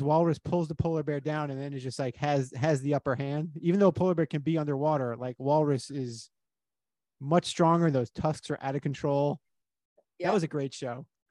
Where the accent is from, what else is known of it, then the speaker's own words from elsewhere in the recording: Miami, Florida, United States; I grew up in Miami and we used to take field trips to the Everglades.